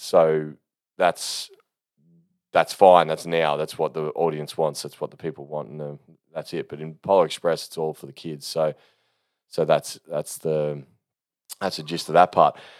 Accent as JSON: {"language": "English", "country": "Australia", "said": "I'm an Aussie"}